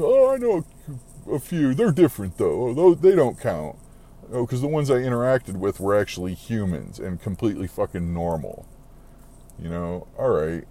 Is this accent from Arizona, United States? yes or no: yes; Arizona, United States; I'm from Arizona, man. I've lived here forever